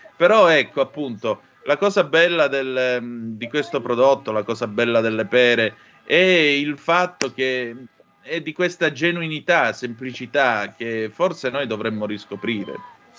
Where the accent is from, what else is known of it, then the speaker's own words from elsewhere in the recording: Calabria, Italy; moved away; tante mangiate di pere in campagna, eh, giù in Calabria